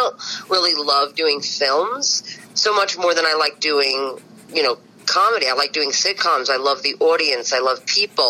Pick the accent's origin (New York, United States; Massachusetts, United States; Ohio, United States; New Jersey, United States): New York, United States; New York City; I'm from Bensonhurst